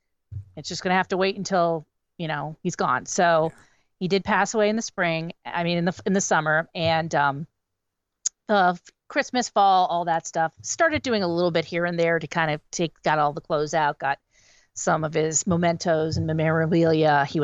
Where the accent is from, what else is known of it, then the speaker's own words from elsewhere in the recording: Wilkes-Barre, Pennsylvania, United States; moved away; I'm originally from the Wilkes-Barre Scranton area